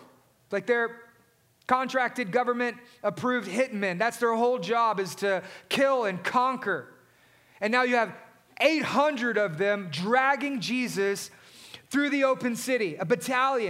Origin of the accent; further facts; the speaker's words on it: Southeast Texas, United States; Many of us, growing up in Southeast Texas